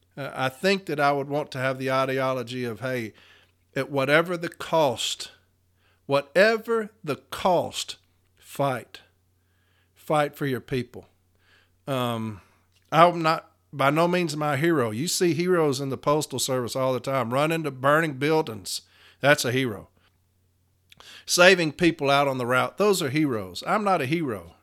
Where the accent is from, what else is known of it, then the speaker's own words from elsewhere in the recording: Nashville, Tennessee, United States; I'm from Nashville, Tennessee